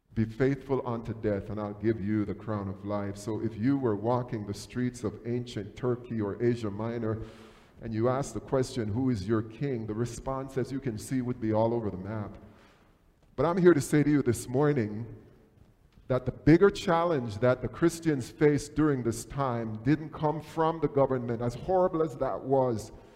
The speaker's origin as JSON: {"language": "English", "country": "Jamaica", "tie": "born or raised there", "moved": "yes", "said": "Growing up in Jamaica"}